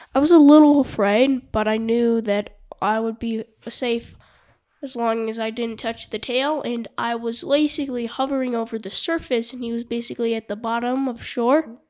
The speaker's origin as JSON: {"language": "English", "town": "Jackson", "region": "Wyoming", "country": "United States", "said": "from Jackson Hole"}